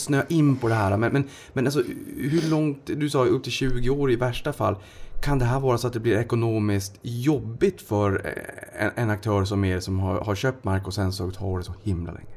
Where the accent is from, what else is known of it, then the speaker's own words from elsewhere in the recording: Boden, Norrbotten County, Sweden; jag kommer ju från Boden